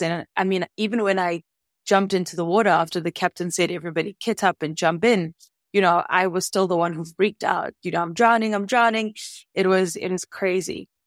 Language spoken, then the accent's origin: English; Soweto, Gauteng, South Africa; now in Cape Town, South Africa; I grew up in Soweto, so I didn't grow up in any place that was ocean facing.